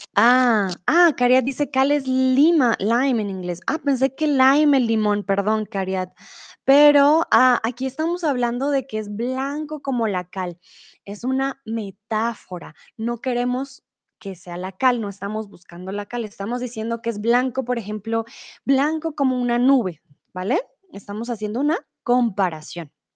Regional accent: Colombia; now in Germany; Soy de Colombia, vivo comúnmente en Alemania, pero ahora estoy un tiempo en México.

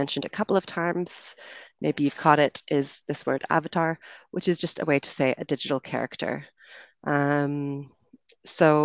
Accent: Canada; moved away as an adult; also born or lived in United Kingdom; now in Colombia; I'm from Canada, so that will be the accent you hear

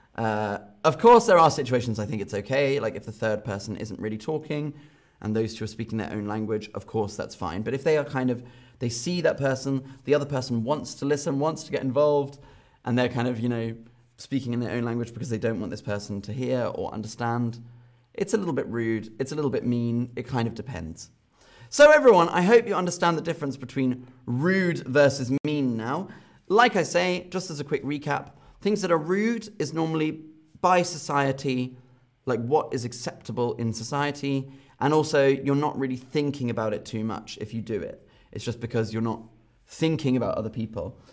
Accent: London, United Kingdom; from London, my hometown

